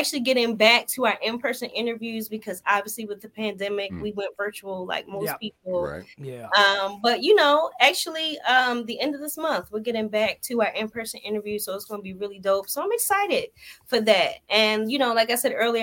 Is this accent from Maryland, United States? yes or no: yes; Baltimore, Maryland, United States; moved away as an adult; now in Dallas, United States; I had just moved to Dallas from Baltimore, my hometown